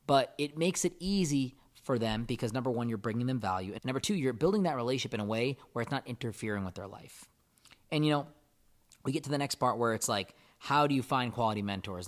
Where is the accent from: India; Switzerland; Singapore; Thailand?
India; moved away; I'm from India, I would love to give to a charity that does stuff in my home country.